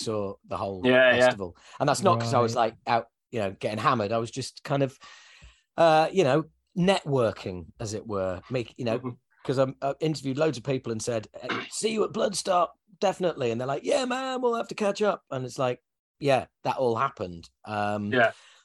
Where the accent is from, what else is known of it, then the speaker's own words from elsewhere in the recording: Yorkshire and the Humber, United Kingdom; we're all from Yorkshire